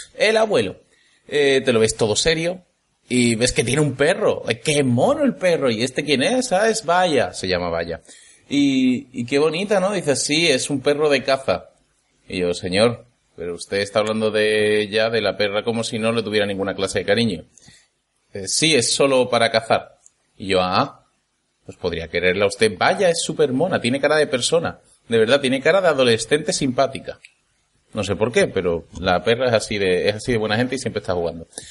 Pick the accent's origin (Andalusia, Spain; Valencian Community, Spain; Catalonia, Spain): Andalusia, Spain; moved away as an adult; now in Germany; soy un chico que normalmente reside en Andalucía, pero que últimamente está viviendo en Alemania. Vamos, soy un andaluz en Alemania